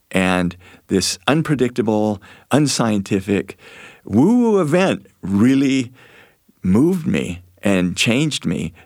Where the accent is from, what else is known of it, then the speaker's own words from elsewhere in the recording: Moab, Utah, United States; I grew up in Moab